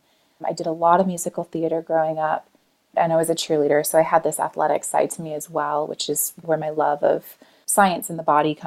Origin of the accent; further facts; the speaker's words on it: Tulsa, Oklahoma, United States; now in Los Angeles, United States; I am from Tulsa, Oklahoma